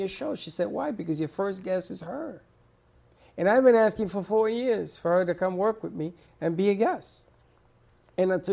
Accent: New York City, New York, United States; moved away; I grew up in the South Bronx

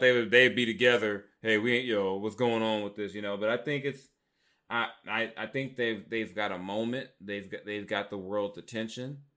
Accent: Long Beach, California, United States; also born or lived in South Central Los Angeles; growing up in South Central, East Side, Long Beach, growing up around the Crips

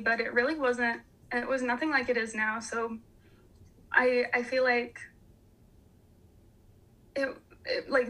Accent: Springville, Utah, United States; also born or lived in Salt Lake County, Utah; I grew up in Springville

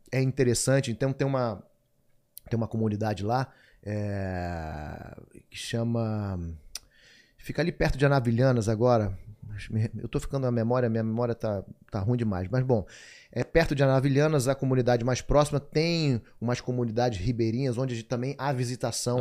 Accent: Manaus, Amazonas, Brazil; moved away as an adult; also born or lived in São Paulo; Depois eles foram morar em Manaus, aí foi quando eu nasci. E, e aí vivia até meus 24 anos em Manaus.

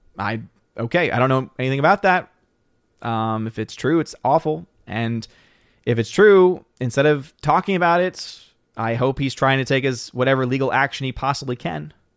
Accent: United States

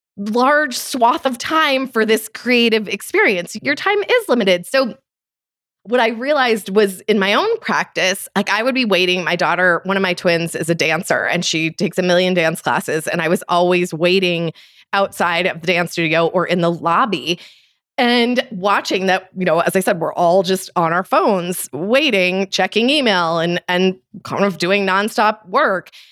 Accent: Detroit, Michigan, United States; now in Colorado, United States; I live in Colorado now, which is a very scenic place, but I grew up outside of Detroit, Michigan

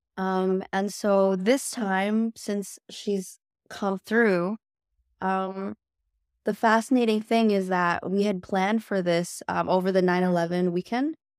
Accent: Canada; also born or lived in China; I'm actually Canadian

